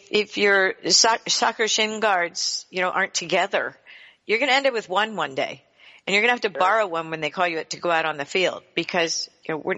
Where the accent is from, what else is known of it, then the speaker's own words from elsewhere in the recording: United States; We grew up on the Chesapeake Bay